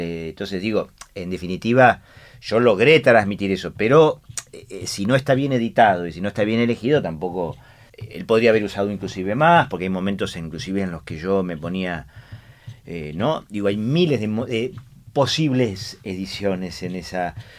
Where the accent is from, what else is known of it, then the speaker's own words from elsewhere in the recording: Argentina; yo soy argentino